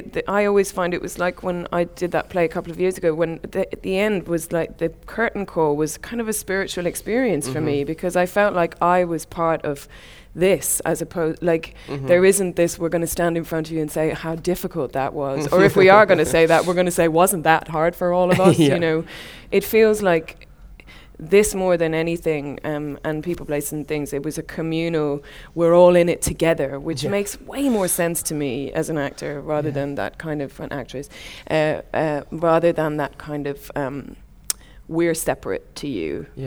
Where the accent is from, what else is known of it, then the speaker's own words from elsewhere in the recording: Ireland; especially I'm Irish, you know, the gallows humour